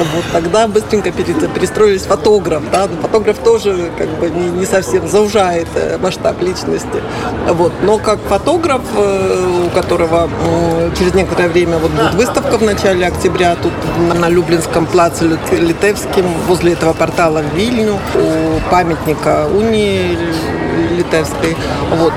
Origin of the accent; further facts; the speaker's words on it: Belarus; now in Lublin, Poland; я теперь быть белоруска, патриотка